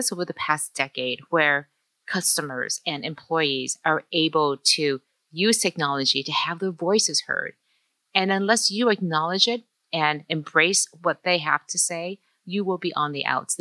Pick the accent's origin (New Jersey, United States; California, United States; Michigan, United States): Michigan, United States; Detroit; English is a second language; I grew up as a child of immigrants in Detroit, Asian, Chinese, even not speaking English as my first language